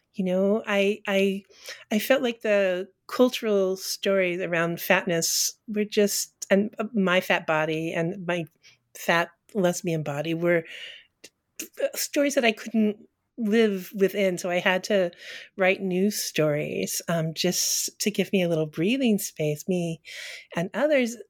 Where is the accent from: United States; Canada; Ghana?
United States; Colorado; also born or lived in Texas; now in Northampton, United States; I was born in Texas and grew up in Colorado, Colorado and then moved east and never moved back